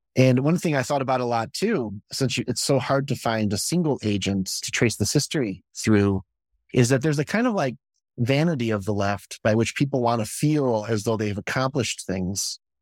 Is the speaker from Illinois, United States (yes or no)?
yes; Chicago, Illinois, United States; when I was coming up was Dick Biondi in Chicago, and I'm from Chicago